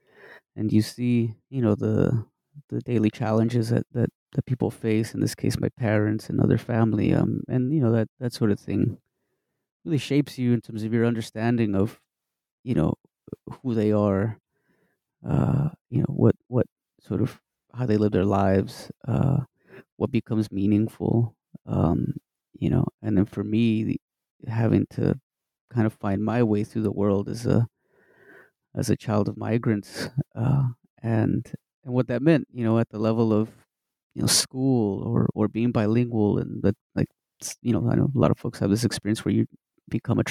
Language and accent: English; Midland, Texas, United States; born or raised there